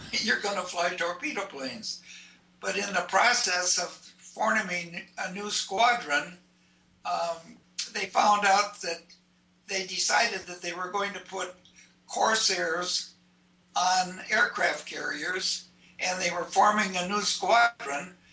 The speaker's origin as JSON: {"language": "English", "town": "Minneapolis", "region": "Minnesota", "country": "United States", "tie": "born or raised there", "also_born_or_lived": "Wadena, Minnesota", "moved": "as an adult", "said": "I was born in Minneapolis on the south side, and that's where I grew up. Um, we always we lived um, in, in south, south Minneapolis uh, for a period of time."}